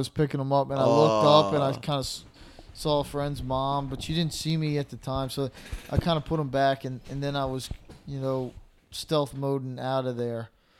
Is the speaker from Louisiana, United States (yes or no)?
yes; Slidell, Louisiana, United States; we're from Slidell. It's, you know, kind of a, I don't want to say smaller town